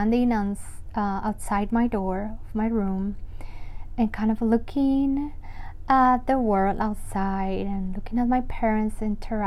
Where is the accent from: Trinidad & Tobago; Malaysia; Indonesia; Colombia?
Colombia; Medellín, Antioquia; moved away as an adult; I was born in Colombia, full Colombian, and I was born in Medellin. So you might not know the name of my city